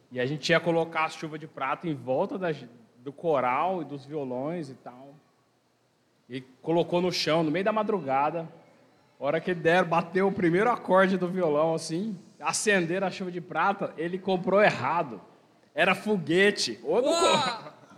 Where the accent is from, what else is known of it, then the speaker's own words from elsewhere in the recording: Minas Gerais, Brazil; also born or lived in Mato Grosso do Sul; now in São José do Rio Preto, Brazil; Lá em Minas, lá de onde eu sou.